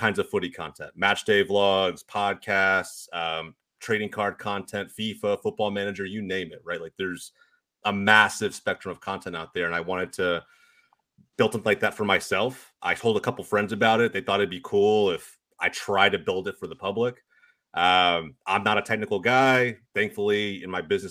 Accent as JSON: {"language": "English", "town": "Dallas", "region": "Texas", "country": "United States", "tie": "born or raised there", "said": "I grew up here in the Dallas, Texas area"}